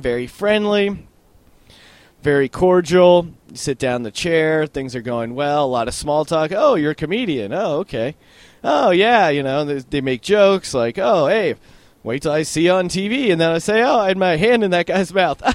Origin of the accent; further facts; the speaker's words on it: Bethlehem, Pennsylvania, United States; Bethlehem, Pennsylvania, where I'm originally from